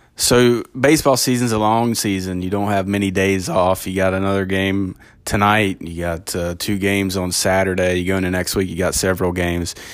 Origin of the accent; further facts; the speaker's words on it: Kentucky, United States; as a guy growing up in Kentucky